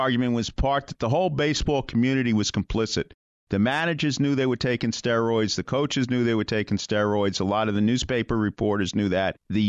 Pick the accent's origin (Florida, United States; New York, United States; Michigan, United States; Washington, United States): New York, United States; when I was a boy growing up in New York